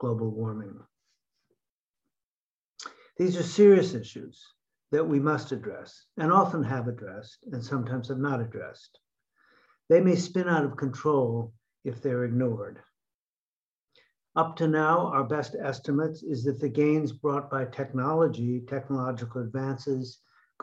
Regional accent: Connecticut, United States; my home state of Connecticut

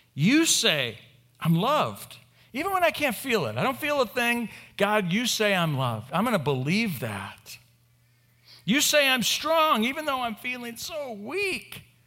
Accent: Bay Area, Oakland, Berkeley, San Francisco, California, United States; I was raised in the Bay Area, Oakland, Berkeley, San Francisco

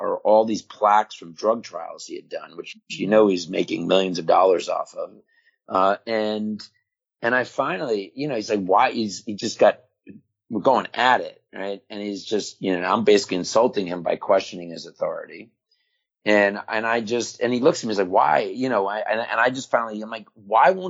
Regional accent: Florida, United States; also born or lived in New York; when I was 9, 10 years old, and we moved to Florida from New York

